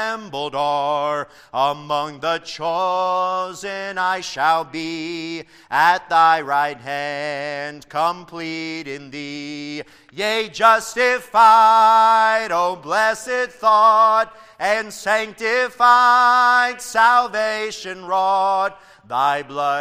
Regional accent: Tennessee, United States; where I grew up in Tennessee

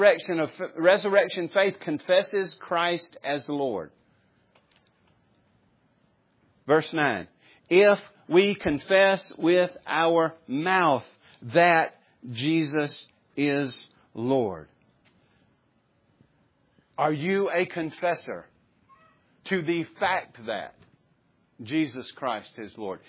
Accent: the South, United States; growing up in the South or maybe even in America

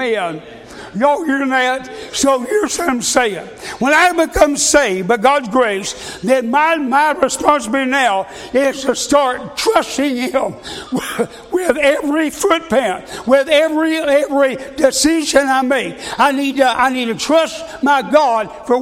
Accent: United States; I'm an American

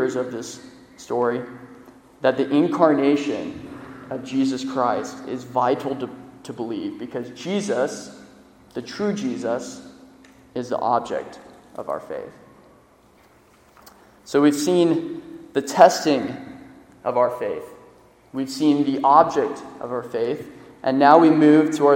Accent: Florida, United States; I'm from Florida.

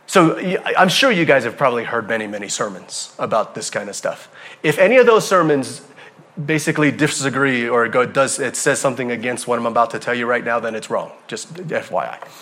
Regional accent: Hawaii, United States; moved away; I'm from Hawaii

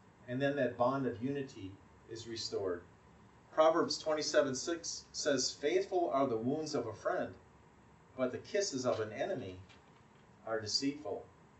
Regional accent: Wisconsin, United States; the town where I grew up in Wisconsin

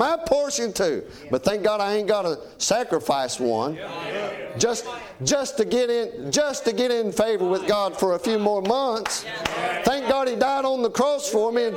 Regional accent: United States; I'm an American

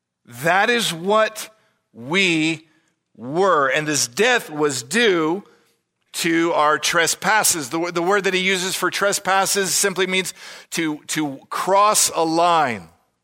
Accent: California, United States; born there; I was born in California.

